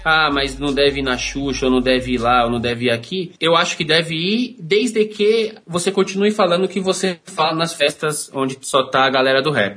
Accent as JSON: {"language": "Portuguese", "region": "São Paulo", "country": "Brazil", "tie": "born or raised there", "said": "eu nasci no, no Grajaú, né? Um bairro aqui da periferia de São Paulo, eu moro aqui até hoje"}